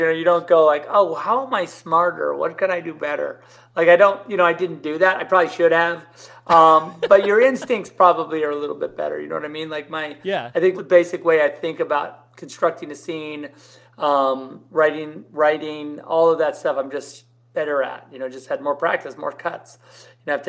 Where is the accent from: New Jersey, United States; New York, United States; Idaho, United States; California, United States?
California, United States; Southern; I'm from Southern California